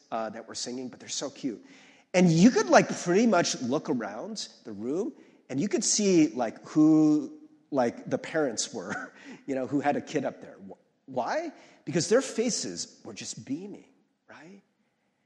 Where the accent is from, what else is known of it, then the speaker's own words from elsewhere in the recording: Ohio, United States; moved away; I'm from Ohio originally